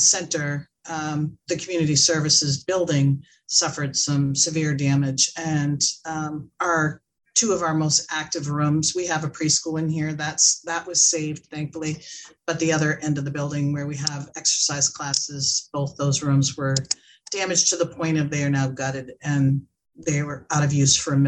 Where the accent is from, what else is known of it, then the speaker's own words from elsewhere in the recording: Cape Elizabeth, Maine, United States; I grew up in Cape Elizabeth. So I was here from 1962 on